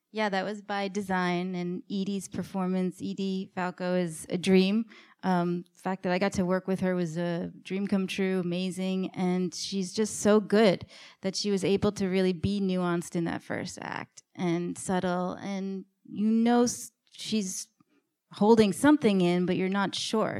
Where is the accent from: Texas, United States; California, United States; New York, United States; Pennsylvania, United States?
New York, United States; New York City; my co-writer, Liz, and I grew up in New York City in the nineties.